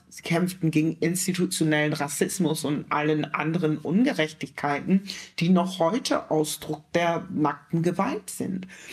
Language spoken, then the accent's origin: German; Germany; als Deutsche zu verstehen, nämlich als, als schwarze Deutsche